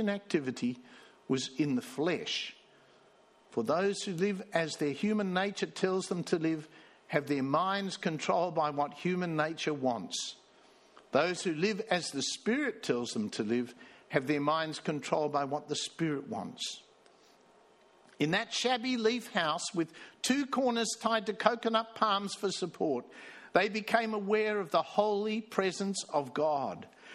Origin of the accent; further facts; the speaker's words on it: South Africa; also born or lived in Sydney, Australia; now in Australia; I was born in Sydney. I grew up in South Africa and then I came back here to Australia and got converted